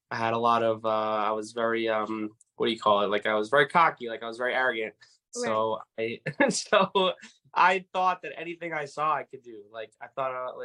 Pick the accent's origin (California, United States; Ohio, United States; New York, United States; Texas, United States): New York, United States; New York City; I'm from Far Rockaway, New York